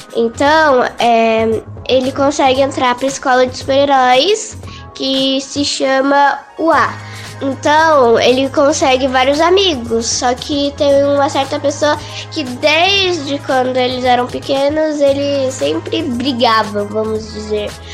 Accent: São Paulo, Brazil; tenho 9 anos e eu sou da cidade de São Paulo

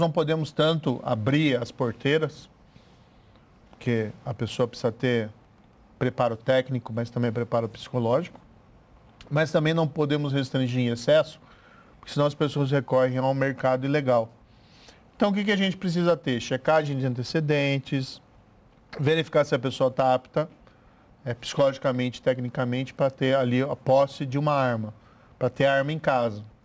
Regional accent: interior of Paraná, Brazil; sou do interior do Paraná

